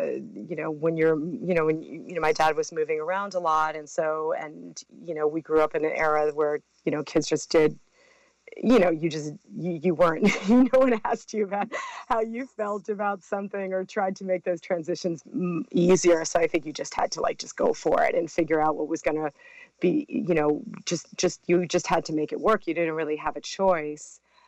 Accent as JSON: {"language": "English", "country": "Brazil", "tie": "born or raised there", "also_born_or_lived": "Mexico", "said": "Well, I was raised in Brazil and Mexico, and I came, it's really interesting because just that coming back and forth from the States to South America really got me and my sisters."}